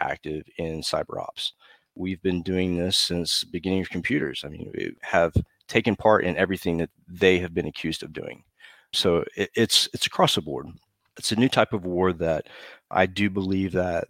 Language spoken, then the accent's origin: English; United States; moved away as an adult; when I came back to the States